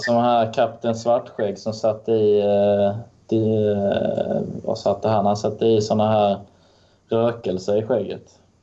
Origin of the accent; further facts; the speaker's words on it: Lund, Skåne, Sweden; accent: Skåne dialect, influenced by Närke dialect; Jag är från Lund och sen har jag föräldrar från Örebro, Örebro och från Solna.